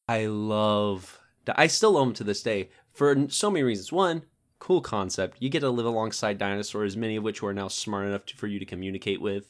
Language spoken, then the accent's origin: English; Georgia, United States; moved away as an adult; also born or lived in Tennessee; I'm a Georgia boy. born and bred. I, I was born there and lived all my life there until I, I met David in Tennessee.